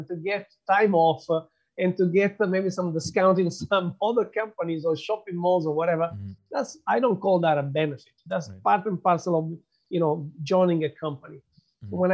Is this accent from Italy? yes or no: yes; Italy; moved away; I'm from Italy